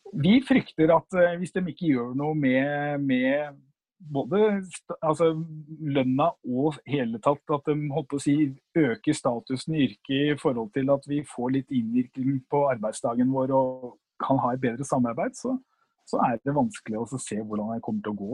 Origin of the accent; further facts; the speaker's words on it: Oslo, Norway; født og oppvokst på Linderud